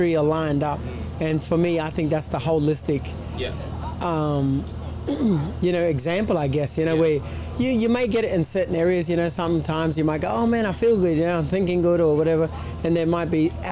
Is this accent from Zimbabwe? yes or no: no; Townsville, Queensland, Australia; I'm from Townsville